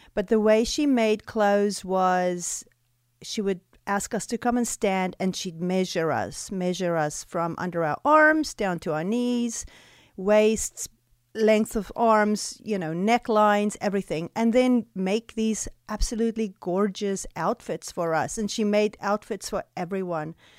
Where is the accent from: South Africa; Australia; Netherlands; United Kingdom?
South Africa; moved away as an adult; now in Greenwood, Mississippi, United States; the way I grew up in South Africa.